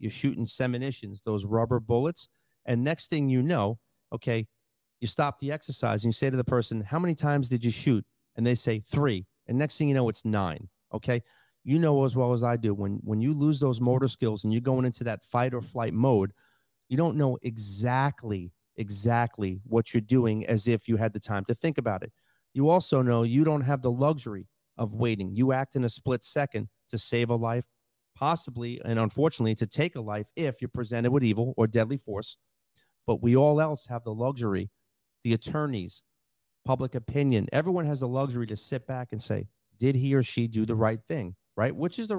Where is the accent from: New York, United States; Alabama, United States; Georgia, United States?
New York, United States; also born or lived in Collier County, Florida; now in Lee County, United States; I grew up in New York. It's a melting pot of culture.